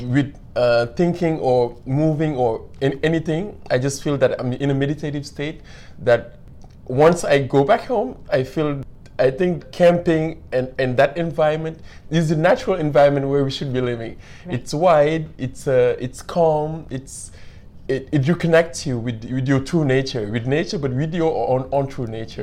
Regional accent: Senegal; moved away as an adult; now in Canada; I'm from Senegal

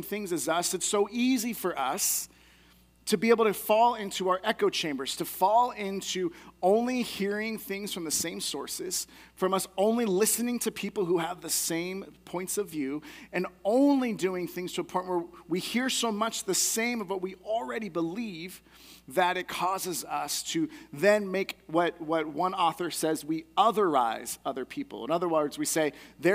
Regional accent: United States; I get to cheer on as an American who loves being able to support our athletes

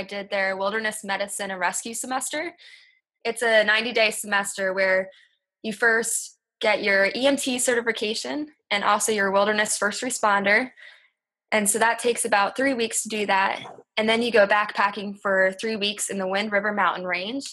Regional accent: Delaware, United States; moved away as an adult; also born or lived in Lancaster, Pennsylvania; I grew up in Delaware

